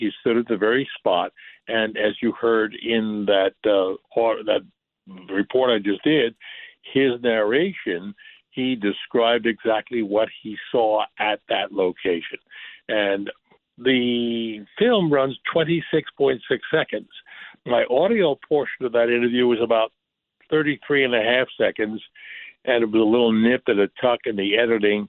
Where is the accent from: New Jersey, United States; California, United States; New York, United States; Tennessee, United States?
New York, United States; New York City; I grew up in the Bronx